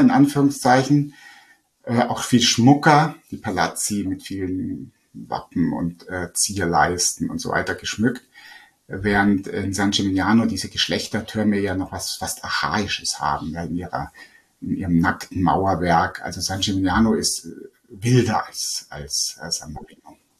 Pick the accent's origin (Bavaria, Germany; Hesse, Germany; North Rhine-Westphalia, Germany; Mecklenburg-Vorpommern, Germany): Bavaria, Germany; Lake Starnberg; ich bin selber eben am Starnberger See am Wasser aufgewachsen.